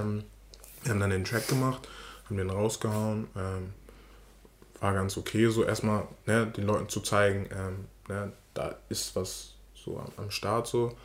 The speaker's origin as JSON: {"language": "German", "region": "Hamburg", "country": "Germany", "tie": "born or raised there", "said": "Ich bin in Poppenbüttel aufgewachsen. Poppenbüttel ist ein Bezirk, Stadtteil in, in Hamburg."}